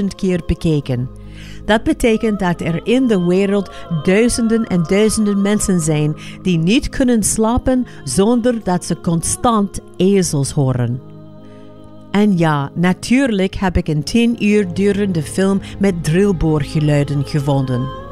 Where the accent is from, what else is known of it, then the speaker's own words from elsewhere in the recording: Los Angeles, California, United States; Dutch is a second language; moved away; ik ben opgegroeid in Los Angeles